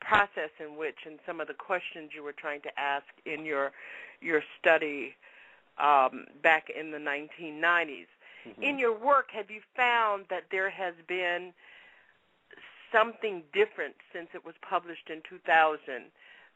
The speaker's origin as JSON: {"language": "English", "region": "Deep South", "country": "United States", "tie": "born or raised there", "said": "I grew up in the Deep South."}